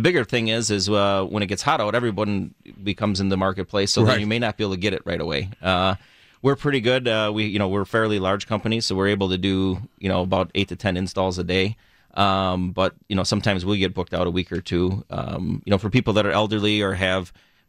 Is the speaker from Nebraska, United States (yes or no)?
no; Burlington, Wisconsin, United States; born or raised there